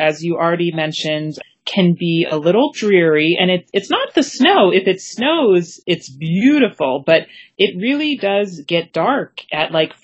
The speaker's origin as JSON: {"language": "English", "region": "Maine", "country": "United States", "tie": "born or raised there", "moved": "yes", "said": "It brought me back to my home state. And also, I can tell you, my first job was working at the little seafood restaurant in my village."}